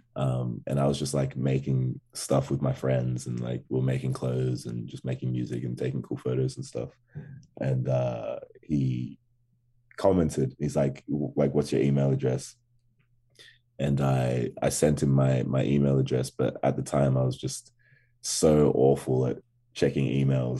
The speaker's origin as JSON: {"language": "English", "town": "Canberra", "region": "Australian Capital Territory", "country": "Australia", "tie": "born or raised there", "also_born_or_lived": "Ghana", "accent": "Australian", "said": "definitely raised in, in Canberra, Australia"}